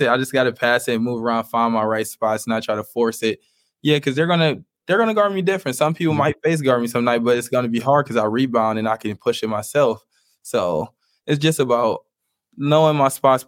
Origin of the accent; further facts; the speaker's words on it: Cleveland, Ohio, United States; I'm from Cleveland. I'm from like the inner city.